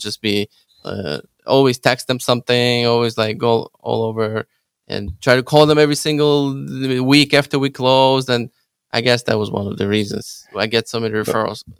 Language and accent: English; Ukraine; English is a second language; now in Chicago, United States; I'm Ukrainian. English is my second language.